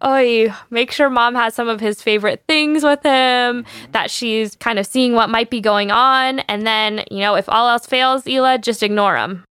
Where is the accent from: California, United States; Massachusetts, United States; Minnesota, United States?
California, United States; San Diego; I grew up in San Diego